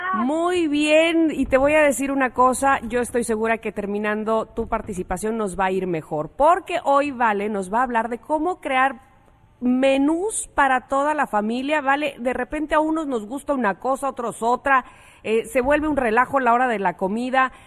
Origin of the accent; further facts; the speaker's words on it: Veracruz, Mexico; somos de Veracruz